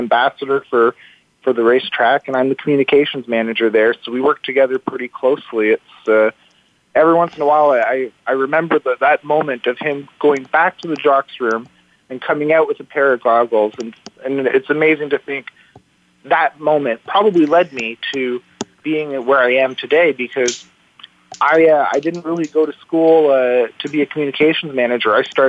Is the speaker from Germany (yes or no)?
no; Toronto, Ontario, Canada; also born or lived in Ireland (ancestry); I'm from an Irish family, and my dad and I would be at Woodbine every Sunday from probably when I was 5 years old.